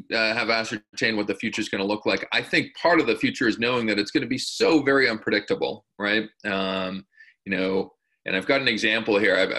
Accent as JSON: {"language": "English", "country": "Canada", "said": "as a Canadian"}